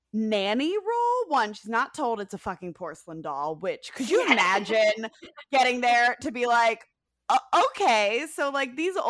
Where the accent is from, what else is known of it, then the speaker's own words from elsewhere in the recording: Georgia, United States; It is filmed, like, right around where I grew up in Georgia